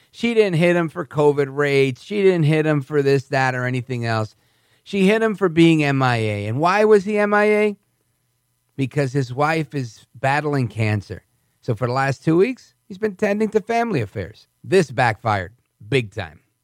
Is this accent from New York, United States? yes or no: yes; New York, United States; moved away as an adult; now in New Jersey, United States; I'm from New York. I've never left New York